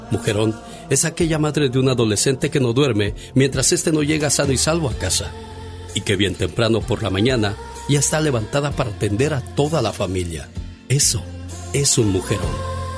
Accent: Villa Purificación, Jalisco, Mexico; moved away; porque un día salí de Jalisco, exactamente de Villa Purificación Jalisco. Pero Villa Purificación Jalisco nunca, pero nunca salió de mí.

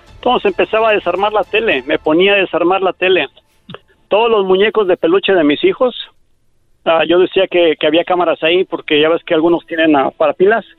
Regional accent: Mexico; moved away; me tuve que ir a México

